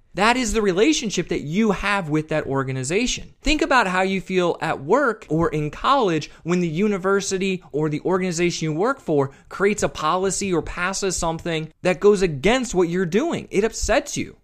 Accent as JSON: {"language": "English", "town": "Westerville", "region": "Ohio", "country": "United States", "tie": "born or raised there", "said": "I grew up just outside of Columbus, Ohio, in a town called Westerville, Ohio"}